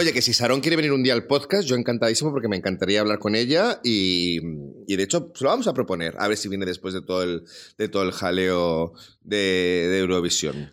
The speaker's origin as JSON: {"language": "Spanish", "town": "Salamanca", "region": "Castile and León", "country": "Spain", "said": "como salmantino"}